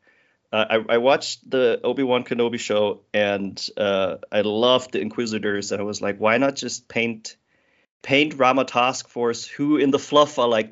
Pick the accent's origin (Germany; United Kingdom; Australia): Germany; I'm from Germany